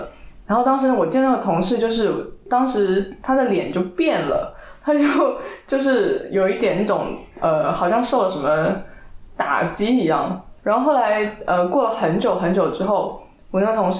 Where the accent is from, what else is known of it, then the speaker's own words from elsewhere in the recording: China; 对，但是我身为一个中国人，我我我不会知道这个东西